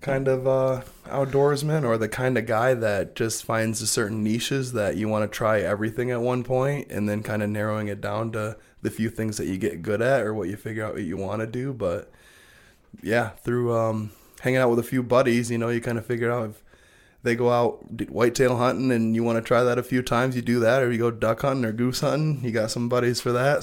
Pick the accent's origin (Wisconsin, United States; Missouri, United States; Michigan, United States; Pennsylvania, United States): Michigan, United States; Belding; We grew up in Belding